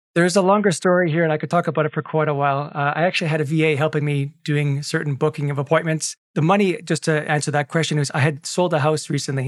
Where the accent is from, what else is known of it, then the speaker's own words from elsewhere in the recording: Canada; I have a Canadian passport, of course, because I was born in Canada